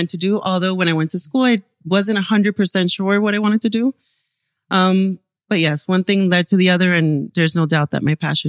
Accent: Cuba; born there; also born or lived in Panama / Venezuela; I was born in Cuba and my parents are doctors since Cuba. We moved a lot. We went from Cuba to Panama to Venezuela to here.

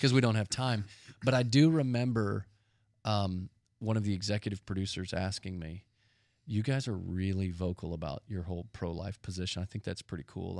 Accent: Dallas, Texas, United States; We grew up in Dallas, Texas, and our dad was a pastor

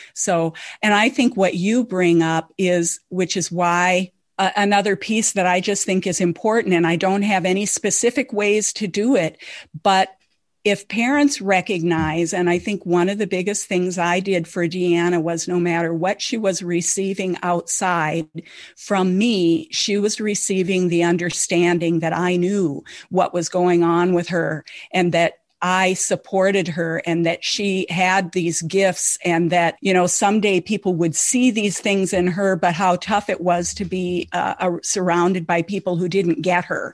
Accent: Lake of the Woods, northern Minnesota, United States; I grew up on Lake of the Woods in northern Minnesota

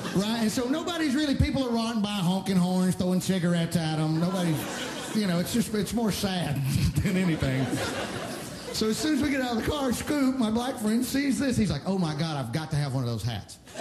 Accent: Alabama, United States; moved away

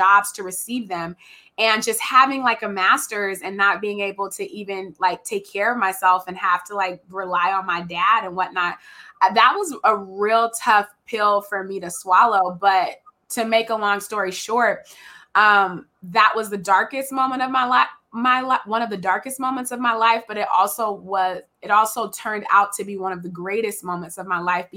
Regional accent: Richmond, California, United States; moved away as an adult; also born or lived in Oregon; I'm from Richmond

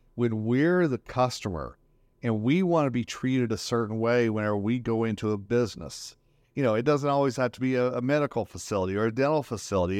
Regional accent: Northern Colorado, United States; here in my hometown, Northern Colorado

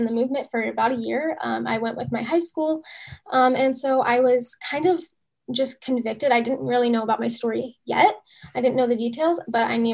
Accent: United States; born or raised there; also born or lived in Russia

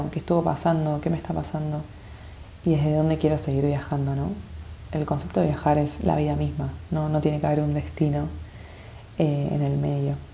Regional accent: Argentina; now in -; me estoy preparando el corazón para ir a, mi país natal, para ir para Argentina unos meses

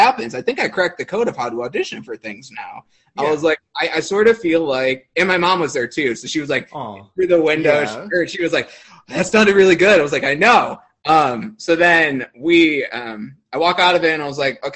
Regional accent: Chicago, Illinois, United States; moved away as an adult; now in Indiana, United States; I'm from Chicagoland

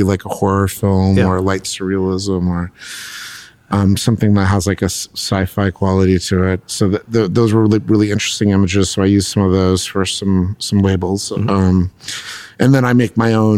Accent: Los Angeles, California, United States; I'm a fifth generation Los Angelino

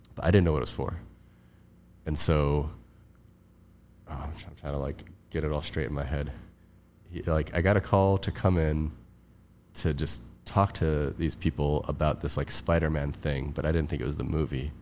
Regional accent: Cleveland, Ohio, United States; moved away as an adult; also born or lived in Hawaii; now in Los Angeles, United States; I grew up in Cleveland

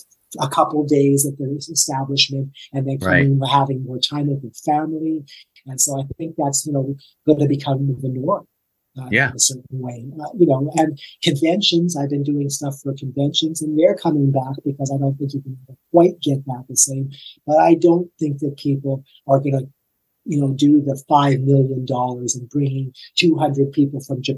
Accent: Toronto, Ontario, Canada; now in Nashville, United States; I came from Toronto to live here. You know, they say that Nashville is the biggest little town you'll ever, you know, the biggest.

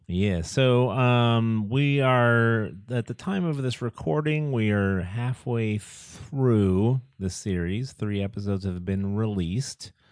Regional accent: United States; as Americans

